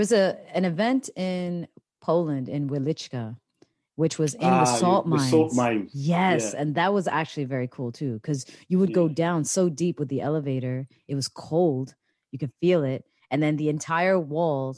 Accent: Toronto, Ontario, Canada; I come from Toronto and we have some pretty cold winters

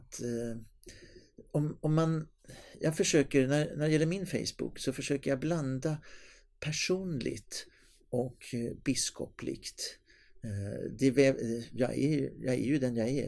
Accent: Stockholm, Stockholm County, Sweden; moved away as an adult; now in Skara, Sweden; jag var född mm. i Stockholm

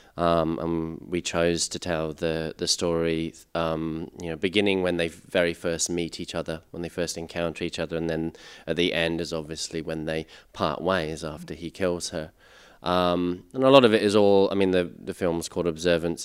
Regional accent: England, United Kingdom; now in Australia; I grew up in England and I came here. I've been living here for eleven years now.

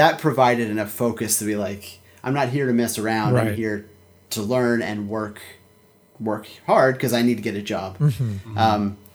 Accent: Philadelphia, Pennsylvania, United States; I grew up in Philadelphia

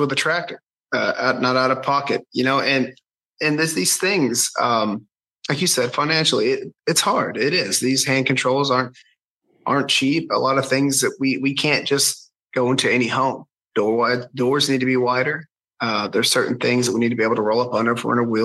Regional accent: the South, United States; I grew up in the South

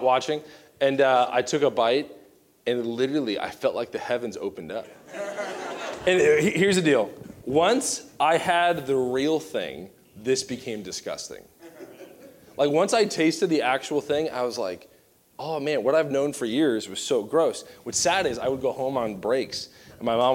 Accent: Southern Virginia, United States; I grew up in Southern Virginia

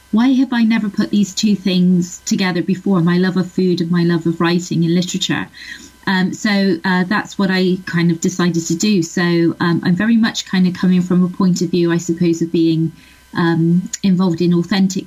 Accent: Bristol, South West England, United Kingdom; moved away as an adult; now in Ireland; I grew up in Bristol, which is a city in southwest England.

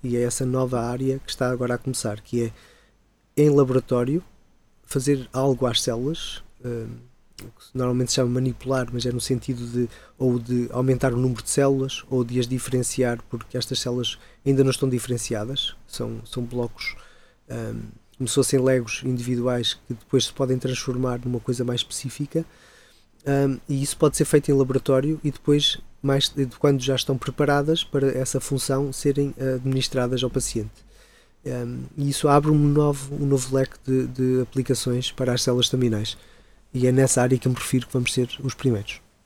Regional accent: Ponte da Barca, Norte, Portugal; moved away as an adult; also born or lived in Canada; now in Coimbra, Portugal; eu sou natural do Minho, de, de da Barca, lá no Alto Minho mas muito pequeno

